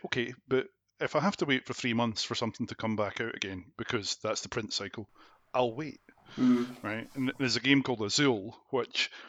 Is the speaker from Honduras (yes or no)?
no; Scotland, United Kingdom; also born or lived in Glasgow / East Neuk, Fife